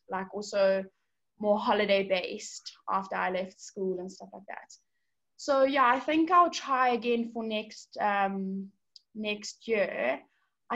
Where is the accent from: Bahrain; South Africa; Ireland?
South Africa; I'm a South African.